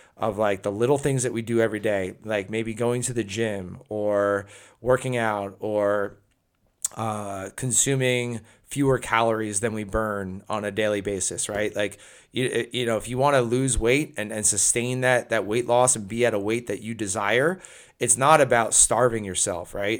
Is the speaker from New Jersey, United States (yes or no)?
yes; New Jersey, United States; my home state of New Jersey